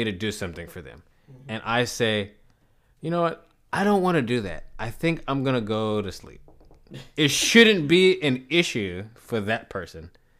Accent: New York City, New York, United States; It could be that I'm from New York City, man.

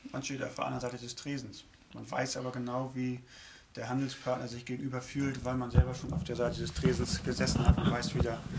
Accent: Northern Germany, Germany; wir selbst immer als Norddeutscher in Norddeutschland auch tätig sind, man wird schnell akzeptiert

